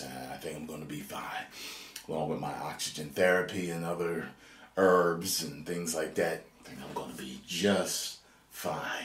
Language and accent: English; Atlantic City, New Jersey, United States; We're both from Jersey, Jersey boys, Atlantic City